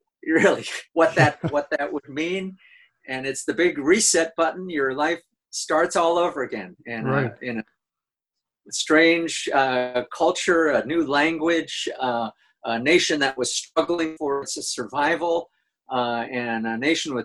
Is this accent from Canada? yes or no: no; Boston, Massachusetts, United States; moved away as an adult; also born or lived in New Mexico; now in Israel; I was born in Boston